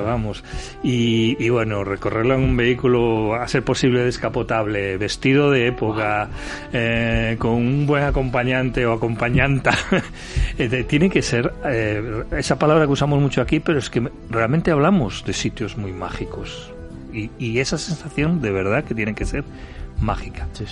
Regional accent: Spain; los españoles seguimos sin desestacionalizar nuestras vacaciones

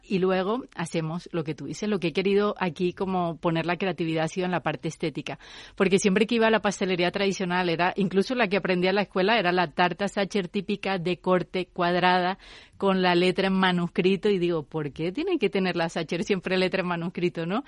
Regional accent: Colombia; moved away; Yo soy de Colombia y digamos que tenemos mucha más influencia americana

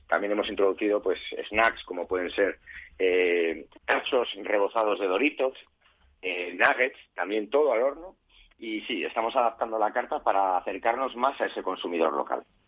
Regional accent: Spain; somos la gente española somos muy de salir a la calle

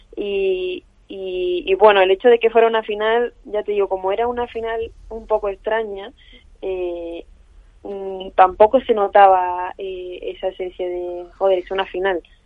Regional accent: Málaga, Andalusia, Spain; now in Madrid, Spain; bajarme ya a mi tierra

